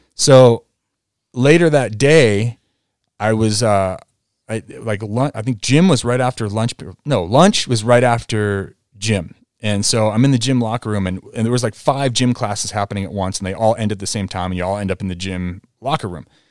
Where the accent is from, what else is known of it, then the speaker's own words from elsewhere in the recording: New England, United States; moved away; also born or lived in Vail; me growing up in New England